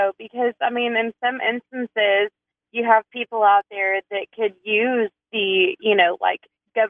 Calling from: Springdale, Arkansas, United States; calling from Springdale.

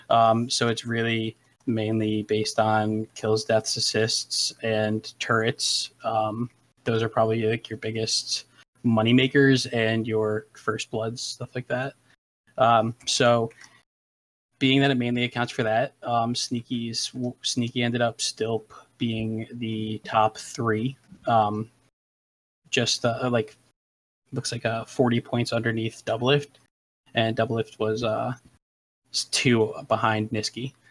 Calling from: Albany, New York, United States; No, no, like the capital of Albany, New York.

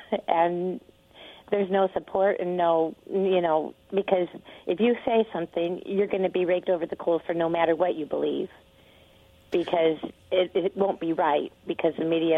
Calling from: Kennewick, Washington, United States; … from Kennewick.

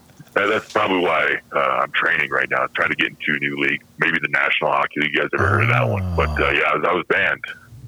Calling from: Bermuda; Right now I'm in Bermuda.

